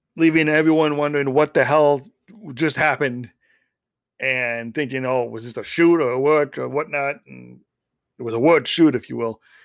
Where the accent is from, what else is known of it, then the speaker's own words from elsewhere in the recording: Schaumburg, Illinois, United States; moved away; my hometown of Schaumburg.